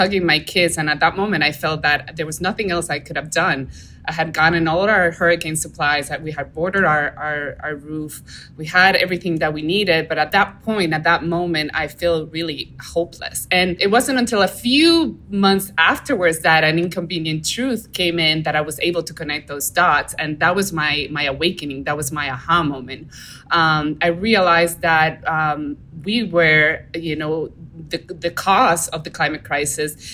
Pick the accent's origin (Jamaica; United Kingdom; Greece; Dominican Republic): Dominican Republic; now in Florida, United States; I grew up in the Caribbean, so I was very close to the natural world. We would go camping and we would go fishing and scuba diving and snorkeling in a lot of our coral reef systems and on the coast of the Dominican Republic.